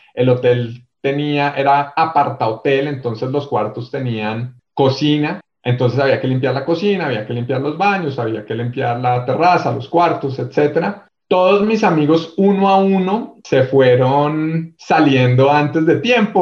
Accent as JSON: {"language": "Spanish", "region": "Bogotá", "country": "Colombia", "tie": "born or raised there", "also_born_or_lived": "Armenia, Quindío", "accent": "rolo or bogotano", "said": "mi acento rolo o bogotano desde muy pequeño en Bogotá"}